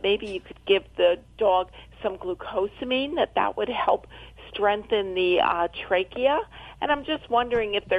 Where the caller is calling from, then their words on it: Adamstown, Pennsylvania, United States; I'm calling from Adamstown, Pennsylvania